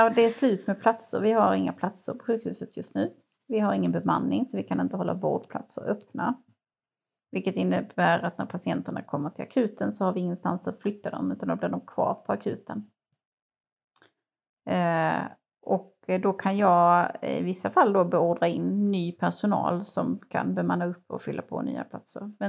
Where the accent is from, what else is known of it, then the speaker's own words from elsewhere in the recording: Ängelholm, Skåne, Sweden; Jag är från Ängelholm